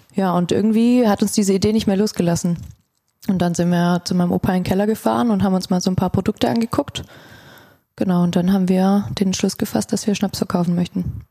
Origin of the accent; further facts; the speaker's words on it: Stuttgart, Baden-Württemberg, Germany; ich bin auch aus Stuttgart.